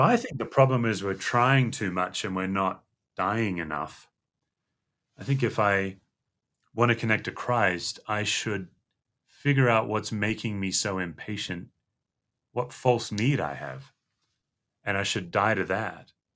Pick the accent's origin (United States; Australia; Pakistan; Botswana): Australia; Western Australia; moved away as an adult; I grew up in Western Australia